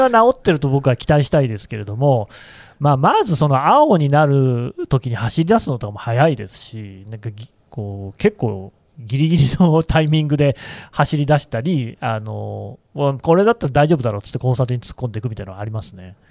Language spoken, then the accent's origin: Japanese; Aichi, Japan; moved away; 私はね地元が愛知県なんですよ